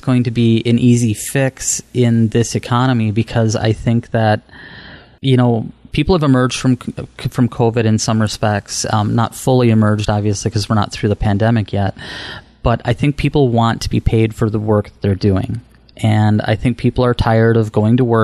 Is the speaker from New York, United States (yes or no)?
no; Mondovi, Wisconsin, United States; I grew up in Mondovi, which is a small town of about 2,500 people